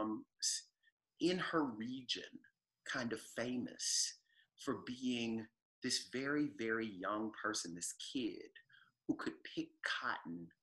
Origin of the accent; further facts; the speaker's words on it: the South, United States; I also think of myself as a Southerner